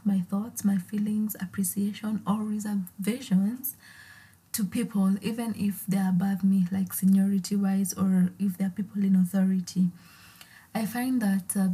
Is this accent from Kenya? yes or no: yes; Naivasha, Nakuru County, Kenya; So I grew up in Naivasha, a town